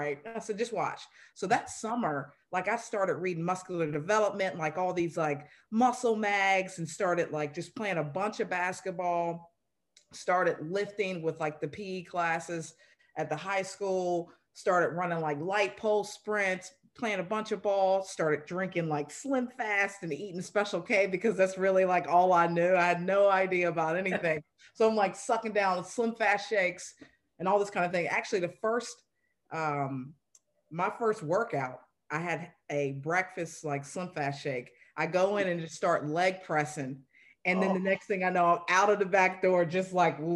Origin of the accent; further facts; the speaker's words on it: right outside the Outer Banks, North Carolina, United States; I grew up in North Carolina, right outside the Outer Banks